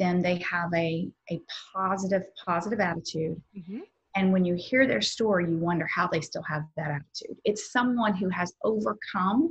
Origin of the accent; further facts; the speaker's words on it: the South, United States; I'm from the South